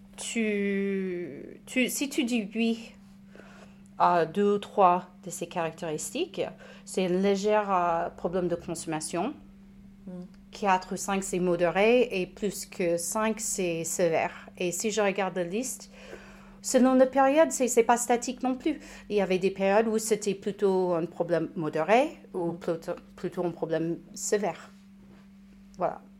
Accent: United States; French is a second language; moved away as an adult; now in Saint-Étienne, France; je suis américaine

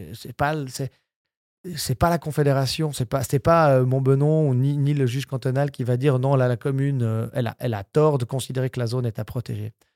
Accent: Switzerland; la broie pour donner ma région d'origine

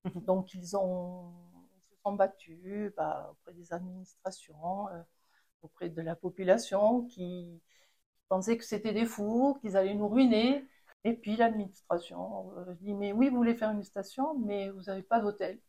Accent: Les Angles, Occitania, France; je suis née aux Angles et euh, j'ai connu les débuts de la station de ski

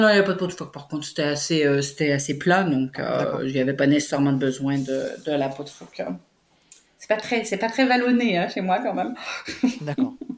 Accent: Montreal, Quebec, Canada; moved away as an adult; also born or lived in Switzerland / Belgium / Haiti; grandi à Montréal, en métropole

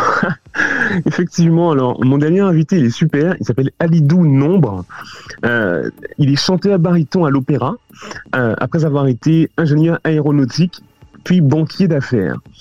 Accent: Paris, Île-de-France, France; moved away as an adult; also born or lived in Canada / London / Hong Kong; je suis parisien et je, suis plus parisien que français

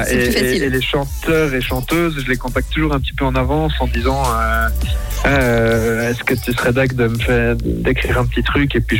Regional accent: Switzerland; comme je suis suisse

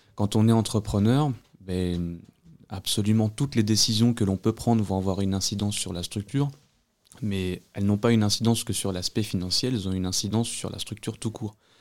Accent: Vosges, Grand Est, France; also born or lived in Normandy; now in Agen, France; je suis pas originaire de la région, je suis des Vosges

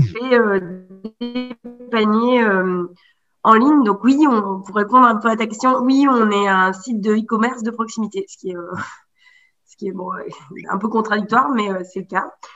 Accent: Haute-Loire, near Brassac-les-Mines, Auvergne-Rhône-Alpes, France; also born or lived in Paris; J'ai grandi là, en Haute-Loire. Dans le, plus précisément en termes de territoire, dans le bassin minier, vers Brassac-les-Mines.

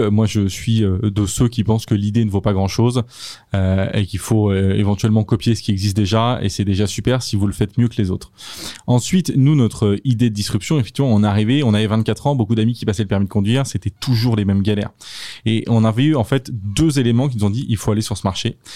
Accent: Châteauroux, Centre-Val de Loire, France; born there; Moi, je suis né à Châteauroux et j'ai passé mon permis à Châteauroux.

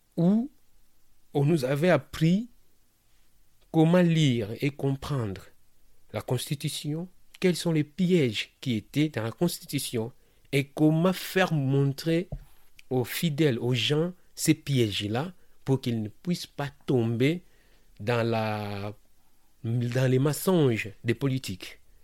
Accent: Kinshasa, DR Congo; moved away as an adult; now in France; Je suis né au Congo, à Kinshasa, la ville que j'aime beaucoup

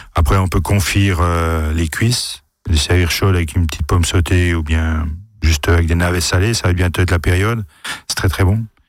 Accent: Alsace, Grand Est, France; chez nous, en Alsace

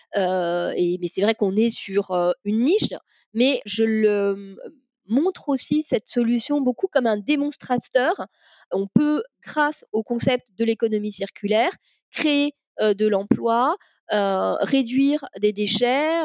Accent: Paris, Île-de-France, France; moved away as an adult; now in Carnac, France; je suis née à Paris

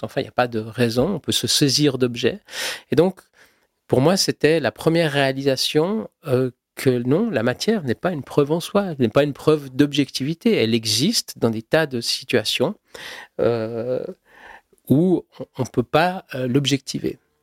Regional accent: Switzerland; Je suis suisse, je suis né en Suisse

